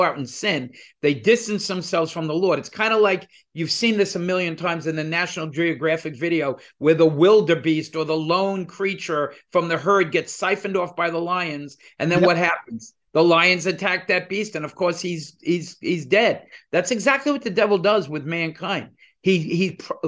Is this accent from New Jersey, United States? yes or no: yes; New Jersey, United States; also born or lived in Brooklyn, New York; We're two guys from New Jersey